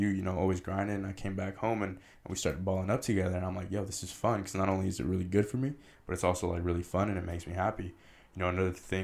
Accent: San Rafael, California, United States; also born or lived in Richmond, California; I grew up in Canal, so Marin, but then I actually moved to Richmond

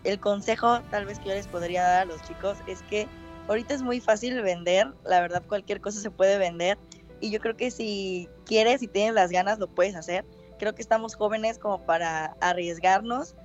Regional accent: Coatzacoalcos, Veracruz, Mexico; also born or lived in Boca del Río; yo soy de aquí, de Coatzacoalcos

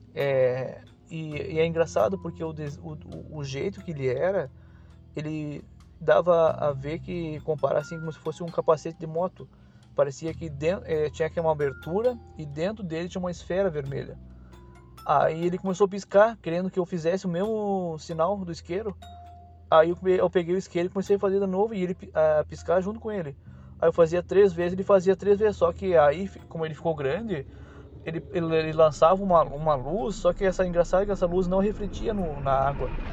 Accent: Uruguaiana, Rio Grande do Sul, Brazil; moved away as an adult; now in Itajaí, Brazil; na minha adolescência, bem dizer, eu, é, eu morava no Rio Grande do Sul, eu sou gaúcho

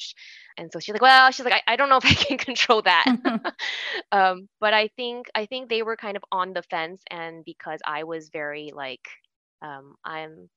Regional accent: Bay Area, California, United States; I grew up in the Bay Area in California

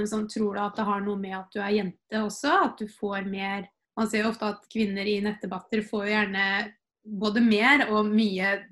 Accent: Fredrikstad, Østfold, Norway; Jeg, jeg kommer jo fra Fredrikstad.

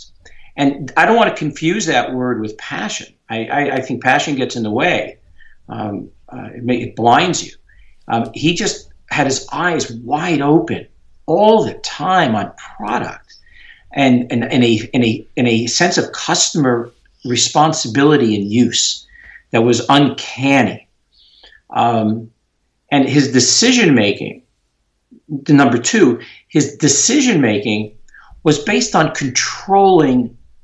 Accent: New York, United States; I'm a New Yorker, tried and true

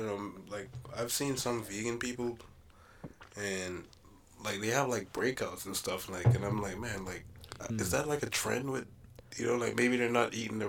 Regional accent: Jamaica; also born or lived in Ontario; now in Victoria, Canada; Like the house that I grew up in Jamaica is like concrete.

